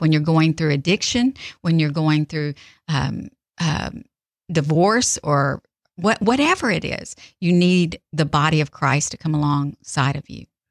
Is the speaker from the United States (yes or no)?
yes; South Texas, United States; now in Mississippi, United States; I'm from South Texas and I moved here